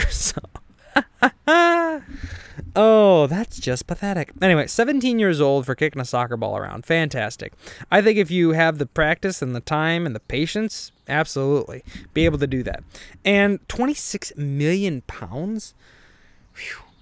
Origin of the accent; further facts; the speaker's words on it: Illinois, United States; I am from Illinois